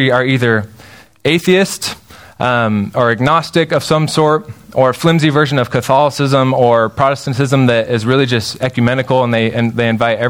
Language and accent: English; Spokane, Washington, United States; So I grew up in Spokane, Washington